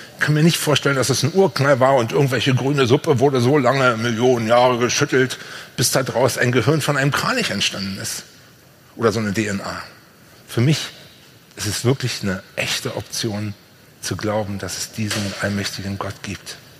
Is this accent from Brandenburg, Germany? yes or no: yes; Brandenburg, Germany; Bei uns in Brandenburg